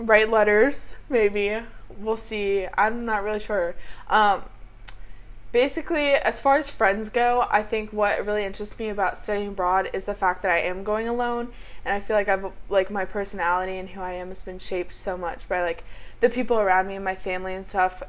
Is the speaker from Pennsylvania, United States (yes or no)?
no; Fort Thomas, Kentucky, United States; I'm from Northern Kentucky.